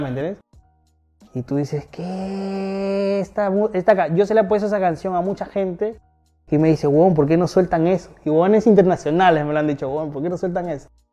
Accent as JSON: {"language": "Spanish", "region": "Lima", "country": "Peru", "moved": "as an adult", "lives_now": "Miami, United States", "said": "Yo no soy de la Victoria, yo soy de Cercado de ah. Lima"}